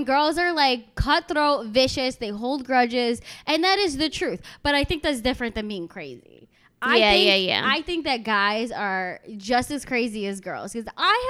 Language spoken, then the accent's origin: English; New Jersey, United States; And he's married to a Jersey girl, like myself.